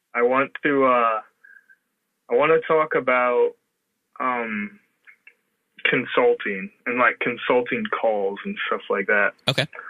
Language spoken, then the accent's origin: English; Illinois, United States; I'm from Illinois.